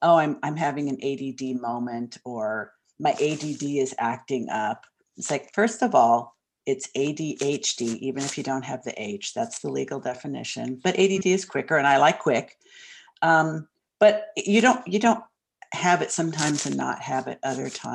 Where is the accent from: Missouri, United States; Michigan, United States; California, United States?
California, United States; Southern; moved away as an adult; also born or lived in Hollywood, Los Angeles; now in Portland, United States; I grew up in Southern California